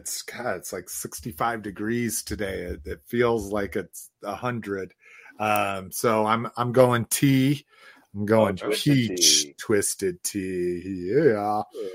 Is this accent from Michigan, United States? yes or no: no; New Mexico, United States; Growing up in New Mexico, I grew up on Pace until I was old enough to go to friends' houses and like have dinner.